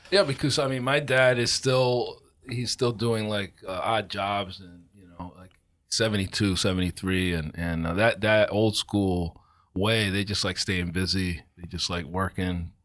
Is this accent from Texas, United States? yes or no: no; Providence, Rhode Island, United States; now in Bridgeport, United States; I grew up in Providence